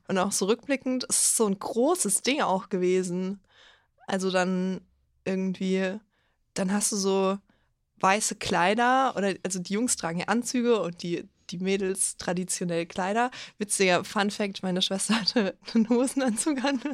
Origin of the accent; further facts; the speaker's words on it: Bavaria, Germany; Ich komme aus Bayern